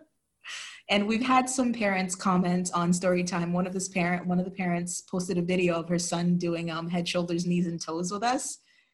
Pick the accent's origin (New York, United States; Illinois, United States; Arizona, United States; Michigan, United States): New York, United States; New York City; moved away as an adult; also born or lived in St. Lucia / Albany, New York / Utah / Wyoming; I was born in St. Lucia, which is a Caribbean island, and mostly raised between Brooklyn and Queens.